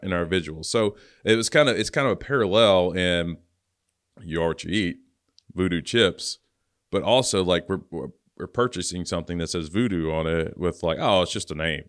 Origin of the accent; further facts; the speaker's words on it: Louisiana, United States; moved away; I'm from Louisiana originally